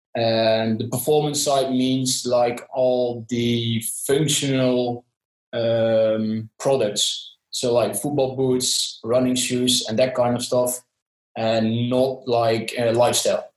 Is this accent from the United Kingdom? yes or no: no; southern Netherlands, Netherlands; from the Netherlands, uh, especially from uh, the south of the Netherlands